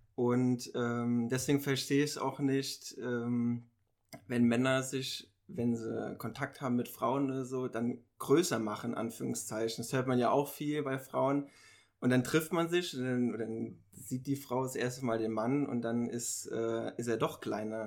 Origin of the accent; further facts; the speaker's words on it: Mainz, Rhineland-Palatinate, Germany; ich komme aus Mainz ich bin 28 Jahre alt